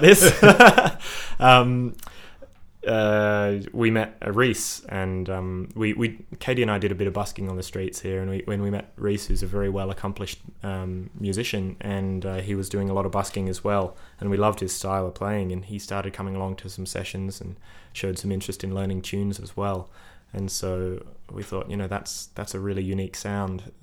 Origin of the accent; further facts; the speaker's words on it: Sydney, New South Wales, Australia; moved away as an adult; also born or lived in Adelaide; now in Melbourne, Australia; I I grew up in Sydney, and when I was about twenty two, I moved over to Adelaide to chase an internship